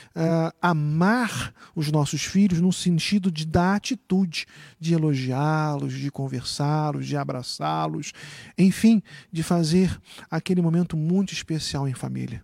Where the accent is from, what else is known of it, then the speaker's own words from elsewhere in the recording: Rio de Janeiro, Brazil; moved away; eu já estava de volta ao Rio de Janeiro, fazendo trabalho missionário lá no Rio, na minha cidade natal